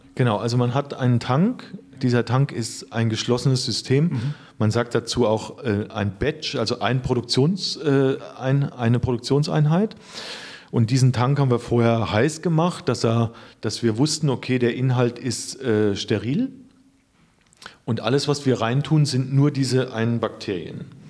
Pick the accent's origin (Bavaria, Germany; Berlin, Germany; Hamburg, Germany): Bavaria, Germany; Rhön, Lower Franconia; geboren bin ich in der Rhön. Äh, die Rhön ist, äh, liegt in Unterfranken